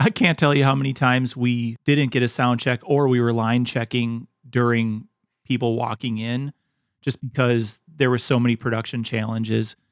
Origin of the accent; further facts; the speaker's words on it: Wisconsin, United States; my home state of Wisconsin